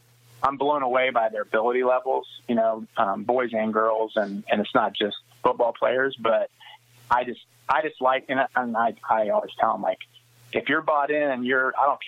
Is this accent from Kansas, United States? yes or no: yes; Smith Center, Kansas, United States; growing up in Smith Center